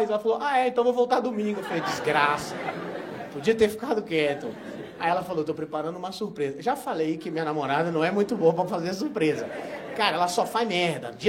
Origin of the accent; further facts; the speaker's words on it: Barbacena, Minas Gerais, Brazil; Que ele era, quando eu era pequeno, lá em Barbacena, não tinha?